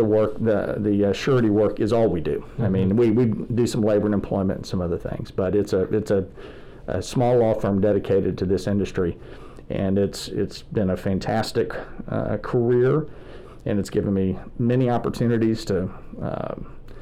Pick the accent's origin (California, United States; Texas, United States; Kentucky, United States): Texas, United States; Houston; moved away as an adult; also born or lived in Abilene, Texas; now in Dallas, United States; Growing up in Houston at the Memorial Church of Christ